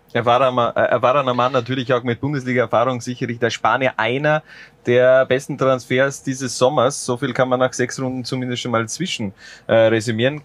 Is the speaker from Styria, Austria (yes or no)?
yes; a village in Styria, Austria; Ich komme direkt aus dem Wald, wenn man ehrlich ist, äh, aus einem Dorf in der Steiermark